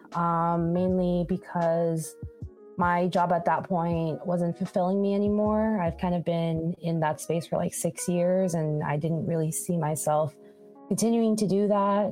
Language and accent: English; Long Beach, California, United States; moved away as an adult; also born or lived in Boston; now in Oakland, United States; my home base is in Long Beach. So I'm originally from Long Beach